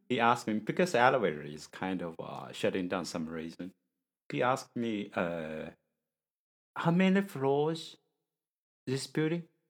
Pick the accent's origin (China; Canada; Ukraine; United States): China; English is a second language; from China